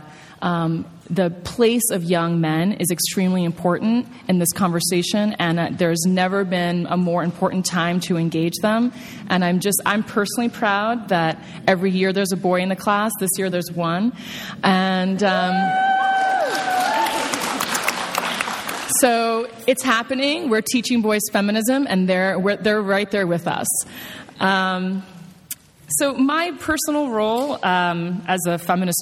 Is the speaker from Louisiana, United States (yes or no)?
no; New York, United States; I'm a New Yorker